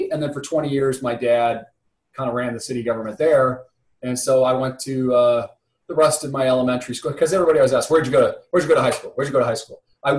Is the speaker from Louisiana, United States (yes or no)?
no; Ballwin, Missouri, United States; also born or lived in Shrewsbury, Missouri; I was born in Baldwin. Well, actually, no, that's not true. I grew up in Baldwin. I was really born in Shrewsbury.